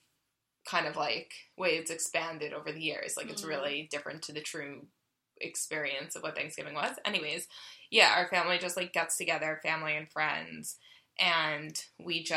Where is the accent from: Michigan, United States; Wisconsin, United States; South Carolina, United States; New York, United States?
New York, United States; growing up in New York